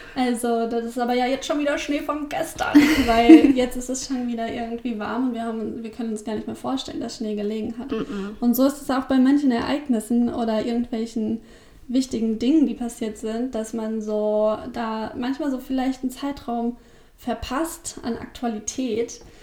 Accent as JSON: {"language": "German", "area": "Rhine-Main area", "region": "Hesse", "country": "Germany", "tie": "born or raised there", "moved": "yes", "lives_now": "Braunschweig, Germany", "said": "das ist äh, so die Frankfurt-Hanau-Ecke"}